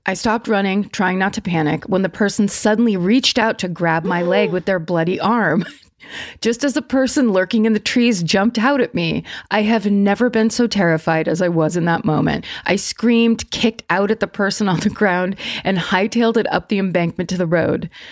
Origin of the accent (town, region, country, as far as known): Petaluma, California, United States; born or raised there